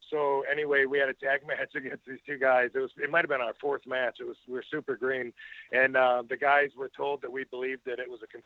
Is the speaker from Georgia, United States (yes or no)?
yes; Georgia, United States; I was coming from Georgia, you know, where you smile, show your dimples